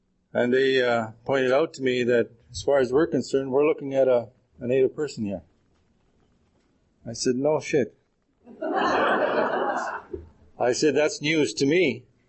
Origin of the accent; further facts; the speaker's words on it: Manitoba, Canada; now in Edmonton, Canada; And I'm originally from Manitoba, but I'm here and very proud to be with my friends from Edmonton.